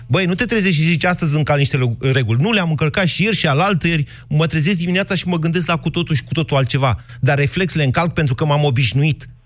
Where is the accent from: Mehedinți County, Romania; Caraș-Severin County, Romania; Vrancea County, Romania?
Mehedinți County, Romania; Drobeta-Turnu Severin; eu cam sunt venit de la Severin în jos, pe Dunăre.